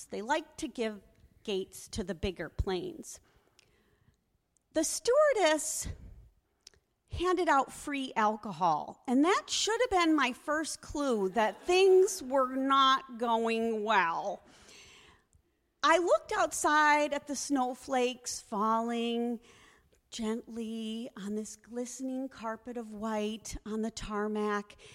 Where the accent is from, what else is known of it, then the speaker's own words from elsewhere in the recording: Connecticut, United States; moved away as an adult; now in Wisconsin, United States; Now, when I got married, I moved to Wisconsin from Connecticut with my husband. And we used to go home for Christmas every Christmas, every Thanksgiving.